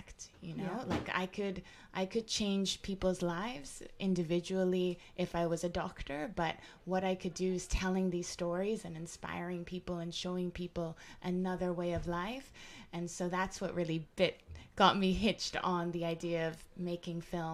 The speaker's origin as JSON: {"language": "English", "country": "Canada", "tie": "born or raised there", "also_born_or_lived": "New York / United Kingdom / Jamaica (parents)", "moved": "yes", "said": "I was born in Canada and raised there, but in a household that was full of Jamaicanness"}